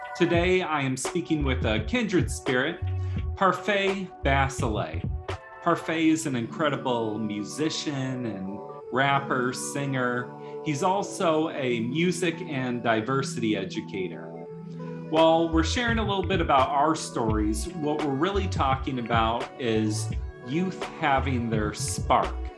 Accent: South Bend, Indiana, United States; I grew up in South Bend, Indiana, where there was a really thriving music scene

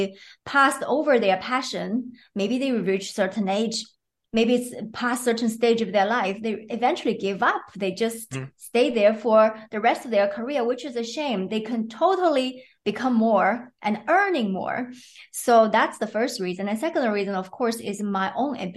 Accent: China; moved away as an adult; also born or lived in Sweden; now in Belgium; I was born in China and I lived there until I was 28 years old

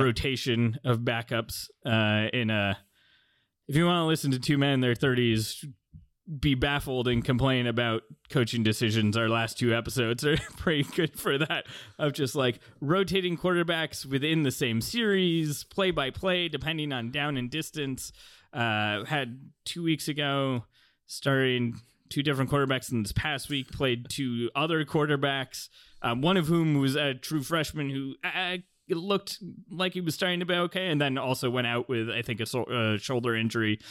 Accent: South Bay, California, United States; I grew up in the South Bay and went to Stanford games in the nineties as a kid

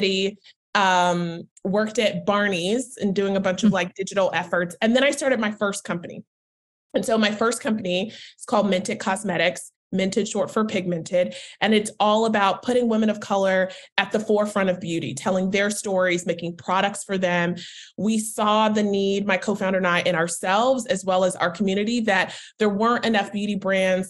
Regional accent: Charlotte, North Carolina, United States; moved away as an adult; also born or lived in Washington, D.C.; now in New York, United States; I'm originally from Charlotte, North Carolina

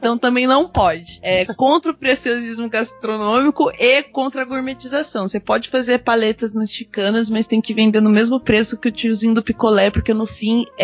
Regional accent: Paraná, Brazil; eu sou do Paraná, né?

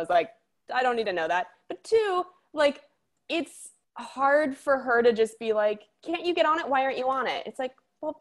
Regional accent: Spokane, Washington, United States; moved away; a lot of people assume I'm from the Midwest because Spokane is more of that energy

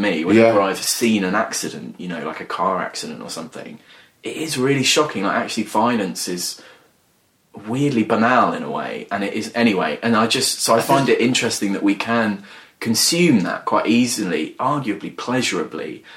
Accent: Wheathampstead, East of England, United Kingdom; I grew up in a village called Wheat Hampstead, which is in Hertfordshire, really near Bedfordshire

